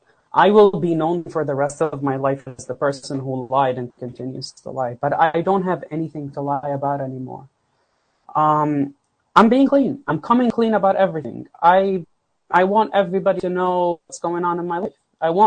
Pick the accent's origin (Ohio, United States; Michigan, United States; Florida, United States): Florida, United States; I'm telling you, I'm a guy from South Florida.